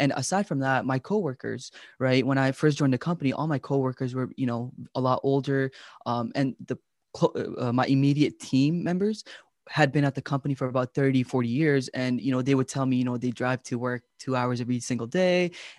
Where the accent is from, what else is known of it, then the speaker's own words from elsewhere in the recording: Pakistan; I'm like, oh, it's Pakistan. You know, that's my home country.